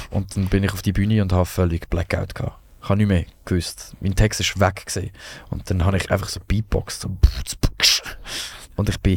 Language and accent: German; Rotenburg, Germany; ich habe ein Konzert in Rotenburg, von dort, wo ich herkomme, mein erstes Konzert.